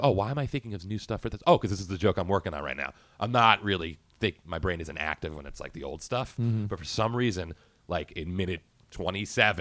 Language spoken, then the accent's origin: English; Boston, Massachusetts, United States; also born or lived in California; I'm raised in Boston, but I was born in California